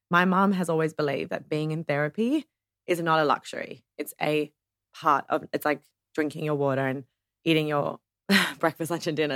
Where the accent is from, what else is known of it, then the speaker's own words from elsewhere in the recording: Ohio, United States; I was brought up in Ohio